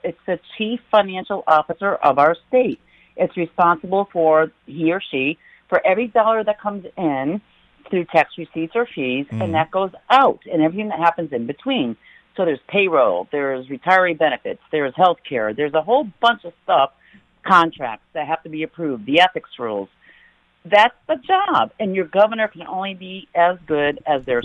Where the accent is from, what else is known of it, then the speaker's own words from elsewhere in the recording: East Hartford, Connecticut, United States; I'm from East Hartford, Connecticut.